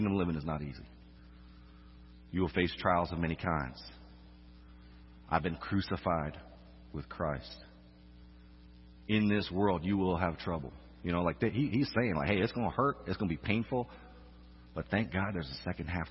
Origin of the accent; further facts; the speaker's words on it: Orlando, Florida, United States; moved away as an adult; also born or lived in Arkansas; now in Louisiana, United States; I'm from Orlando, by the way. That's a different kind of Florida.